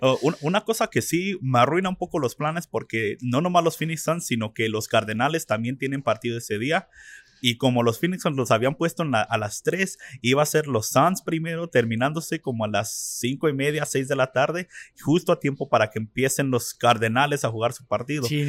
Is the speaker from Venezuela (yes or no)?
no; Mexico; now in Arizona, United States; en nuestro país de México